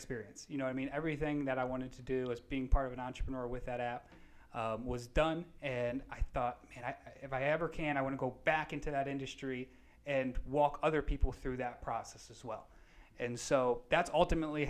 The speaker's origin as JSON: {"language": "English", "town": "Naples", "region": "Florida", "country": "United States", "tie": "born or raised there", "also_born_or_lived": "West Palm Beach, Florida", "said": "From Naples"}